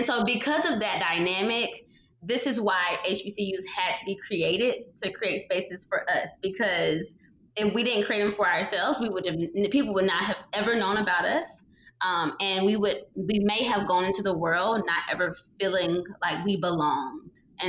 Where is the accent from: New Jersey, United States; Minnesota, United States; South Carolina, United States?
South Carolina, United States; moved away as an adult; now in Nashville, United States; Growing up in South Carolina